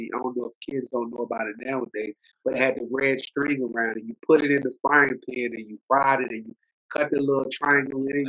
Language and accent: English; United States; born or raised there; also born or lived in Alexandria, Virginia / Silver Spring, Maryland / Norfolk, Virginia